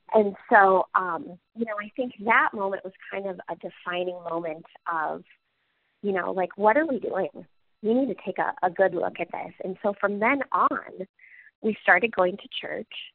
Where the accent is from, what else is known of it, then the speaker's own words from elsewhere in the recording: Cedar Rapids, Iowa, United States; I'm from Cedar Rapids. I grew up here